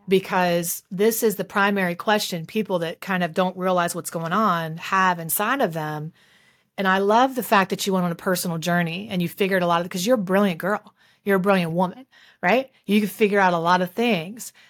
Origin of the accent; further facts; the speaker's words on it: West Virginia, United States; That's where I'm from. I'm from West Virginia.